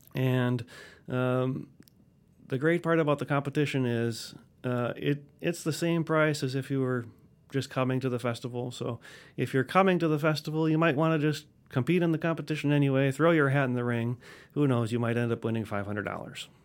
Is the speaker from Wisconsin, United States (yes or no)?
yes; Wisconsin, United States; now in Alabama, United States; I'm originally from Wisconsin, so, uh, we started clarinet in fifth grade.